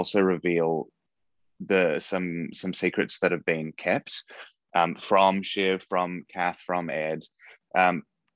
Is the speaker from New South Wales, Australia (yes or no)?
yes; Wagga Wagga, New South Wales, Australia; moved away as an adult; also born or lived in Melbourne, Australia; now in United States; I grew up in Australia in a small town called Wagga Wagga.